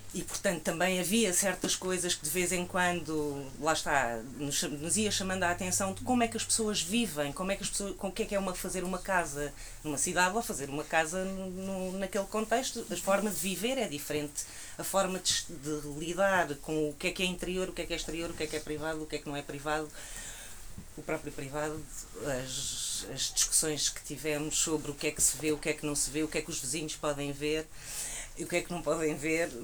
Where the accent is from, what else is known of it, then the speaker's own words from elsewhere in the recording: Alentejo, Portugal; eu que venho do Alentejo